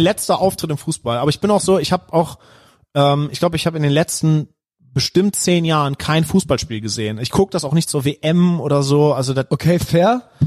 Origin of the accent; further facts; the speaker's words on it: Heinsberg district, North Rhine-Westphalia, Germany; moved away; Ich komme nämlich aus dem Kreis Heinsberg